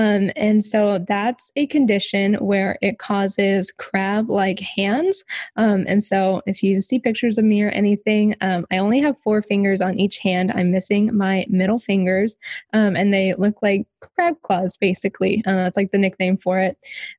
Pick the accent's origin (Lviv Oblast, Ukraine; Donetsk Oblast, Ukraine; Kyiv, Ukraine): Donetsk Oblast, Ukraine; Mariupol; born there; So as you said, I was born in Ukraine. I was born in this super small town called Mariupol.